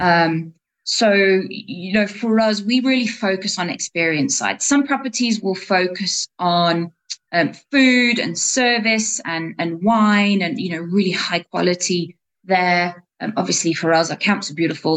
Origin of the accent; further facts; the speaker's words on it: England, United Kingdom; moved away as an adult; also born or lived in South Africa; I grew up in England